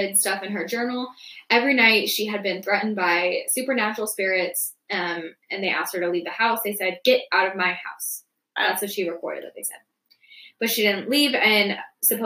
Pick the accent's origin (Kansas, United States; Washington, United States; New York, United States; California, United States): Washington, United States; Holland Road. It's a road in my hometown.